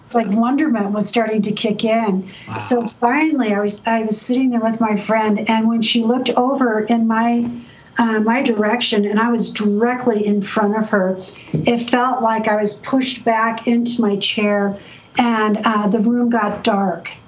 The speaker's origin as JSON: {"language": "English", "town": "San Diego", "region": "California", "country": "United States", "tie": "born or raised there", "said": "I grew up in San Diego."}